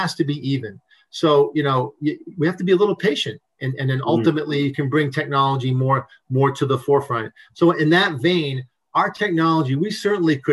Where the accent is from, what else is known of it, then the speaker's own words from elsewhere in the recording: New England, United States; moved away; I'm from New England originally.